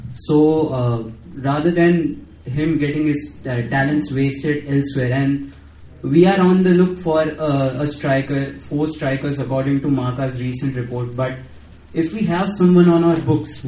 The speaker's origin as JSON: {"language": "English", "town": "Mumbai", "region": "Maharashtra", "country": "India"}